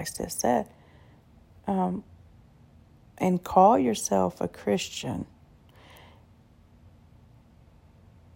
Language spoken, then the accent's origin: English; United States; I was born and raised here in America